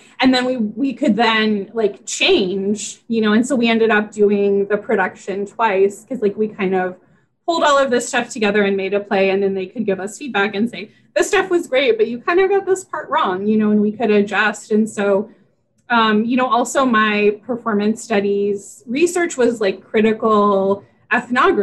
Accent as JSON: {"language": "English", "region": "West Virginia", "country": "United States", "tie": "born or raised there", "said": "I grew up in West Virginia."}